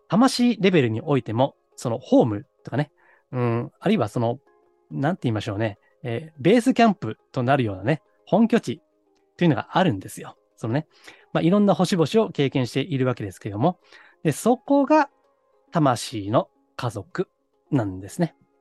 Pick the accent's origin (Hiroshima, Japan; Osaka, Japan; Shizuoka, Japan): Osaka, Japan; moved away; 実家、私は大阪なんですけどね